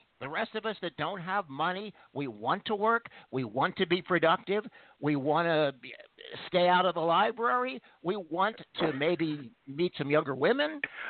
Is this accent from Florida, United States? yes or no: no; Philadelphia, Pennsylvania, United States; The great city of Philly.